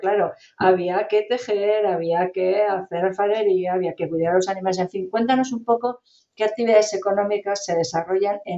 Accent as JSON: {"language": "Spanish", "region": "Basque Country", "country": "Spain", "said": "yo también soy del País Vasco"}